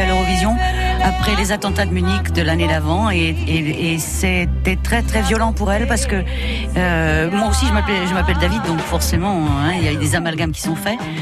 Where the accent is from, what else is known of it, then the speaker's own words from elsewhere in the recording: Morocco; moved away; je suis née au Maroc, mais toutes mes vacances, je les passais en Bourgogne